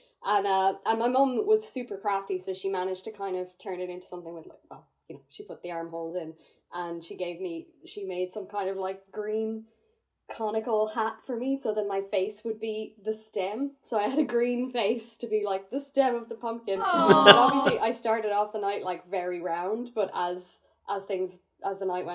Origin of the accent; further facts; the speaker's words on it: Ireland; growing up in Ireland